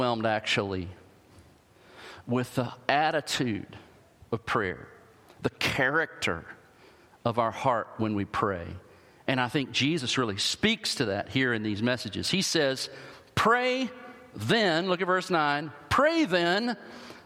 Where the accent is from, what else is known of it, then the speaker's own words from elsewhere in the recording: the South, United States; I grew up in the South